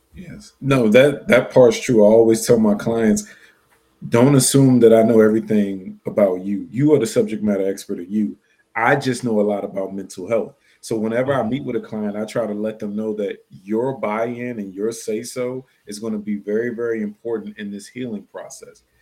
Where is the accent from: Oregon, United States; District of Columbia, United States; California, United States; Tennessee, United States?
District of Columbia, United States; Washington; we grew up in Section 8 housing, poor, on food stamps in Washington, D.C.